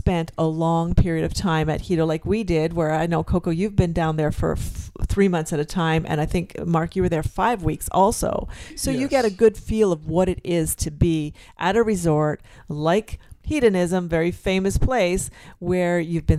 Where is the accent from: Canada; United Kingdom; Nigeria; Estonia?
Canada; They're fellow Canadians